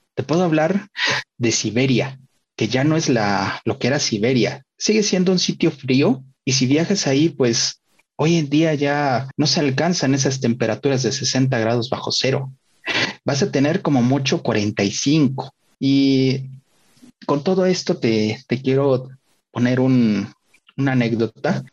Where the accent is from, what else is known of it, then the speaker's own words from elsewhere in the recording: Puebla, Mexico; yo que soy poblano, un lugar donde hoy en día ya las noches de verano para mí son tropicales siempre